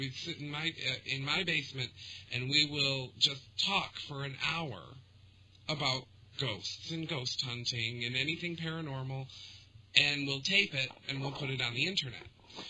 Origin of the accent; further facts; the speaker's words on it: Detroit, Michigan, United States; Born and raised in the Detroit area